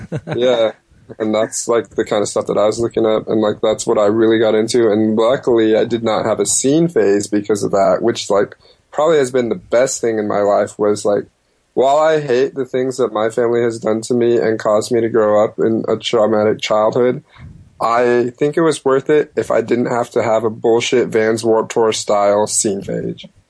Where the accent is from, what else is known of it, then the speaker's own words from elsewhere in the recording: Stockton, California, United States; I was born in Stockton, California